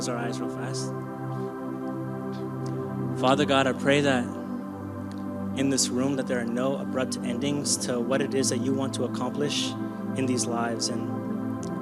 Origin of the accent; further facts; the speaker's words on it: Kenya; I'm Kenyan.